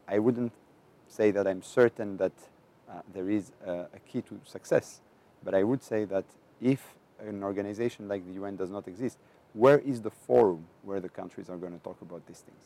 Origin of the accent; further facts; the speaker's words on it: Greece; I am from Greece